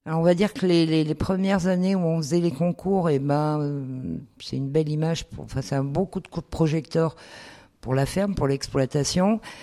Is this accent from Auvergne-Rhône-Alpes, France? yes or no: yes; Auvergne-Rhône-Alpes, France; on est auvergnat